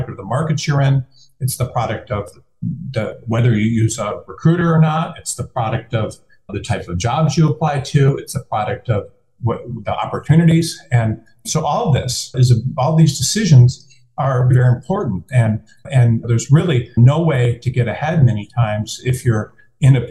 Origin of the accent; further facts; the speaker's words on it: Detroit, Michigan, United States; moved away as an adult; I am from Detroit